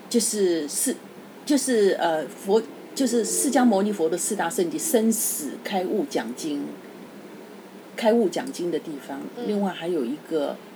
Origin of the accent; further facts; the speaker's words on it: Taiwan; 我说我台湾来的。